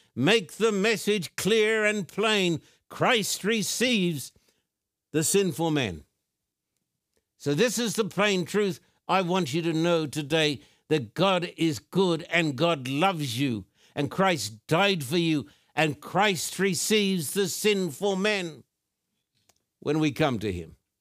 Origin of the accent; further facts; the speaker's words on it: Brisbane, Queensland, Australia; When I was a boy growing up in Brisbane, Queensland, Australia